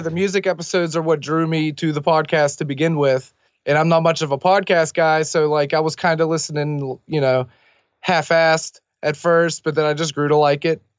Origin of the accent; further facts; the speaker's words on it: Millville, United States; my hometown of Millville